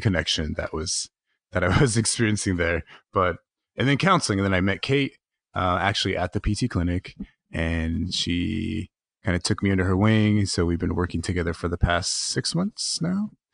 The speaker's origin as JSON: {"language": "English", "town": "King City", "region": "California", "country": "United States", "tie": "born or raised there", "also_born_or_lived": "Los Angeles", "said": "I grew up in King City, which is uh, South County, um, maybe about an hour south of where Carmel is."}